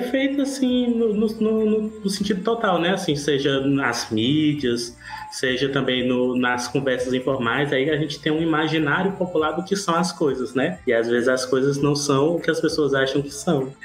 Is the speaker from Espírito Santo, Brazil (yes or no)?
no; Ceará, Brazil; sou cearense